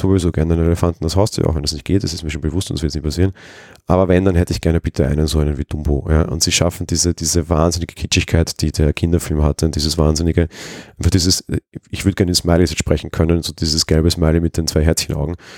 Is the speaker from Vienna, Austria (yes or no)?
yes; Vienna, Austria; ich bin aus Wien